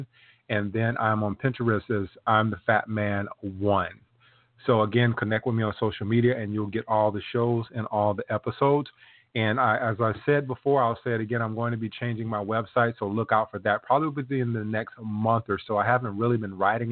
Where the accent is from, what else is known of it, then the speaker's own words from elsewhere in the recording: South Carolina, United States; I'm from South Carolina, so I hear many of those old sayings